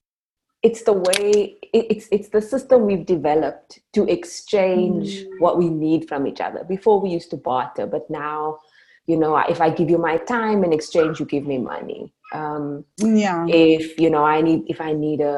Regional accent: Cape Town, Western Cape, South Africa; I was born and raised in Cape Town, where I still live and work.

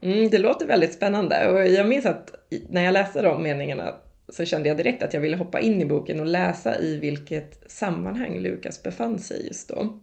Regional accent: Lidingö, Stockholm County, Sweden; jag kom från Lidingö

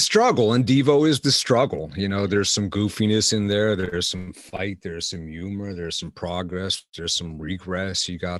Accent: Pittsburgh, Pennsylvania, United States; moved away as an adult; now in Akron, United States; I am from Pittsburgh. I'm down there, Pittsburgh, you know, a little bit south of Pittsburgh.

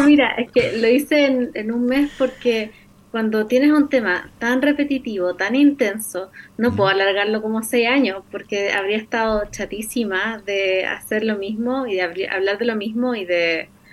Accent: Antofagasta, Chile; yo me crecí en Antofagasta

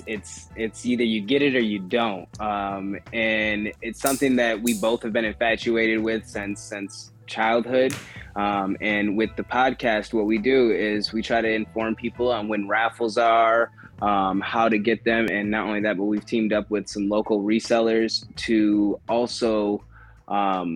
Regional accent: Grand Rapids, Michigan, United States; moved away as an adult; now in Kalamazoo, United States; I'm from Grand Rapids, Michigan originally. Had a lot of brothers and sisters growing up in the inner city

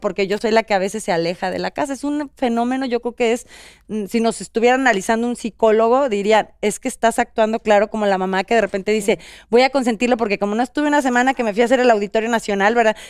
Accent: central Mexico, Mexico; moved away as an adult; now in Los Angeles, United States; yo soy del centro de la República

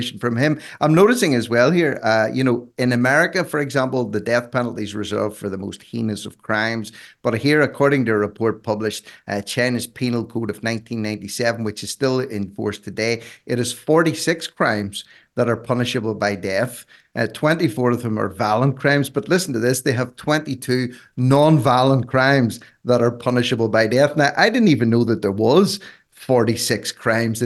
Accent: Ireland; being Irish

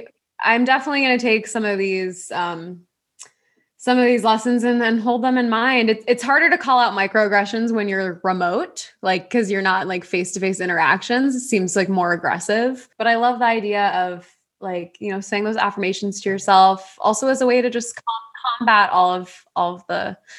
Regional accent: Arcadia, California, United States; We're both from Arcadia and we were both in the same sorority.

